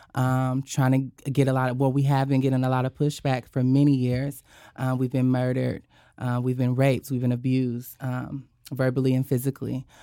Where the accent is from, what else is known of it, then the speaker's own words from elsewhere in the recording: Sandy, Utah, United States; moved away as an adult; now in Pacific Northwest, United States; I'm from Sandy City, Utah